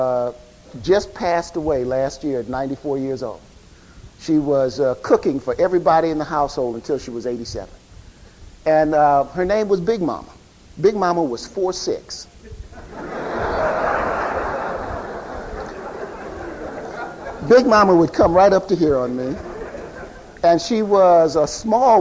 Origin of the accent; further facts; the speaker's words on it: Chicago, Illinois, United States; I grew up in Chicago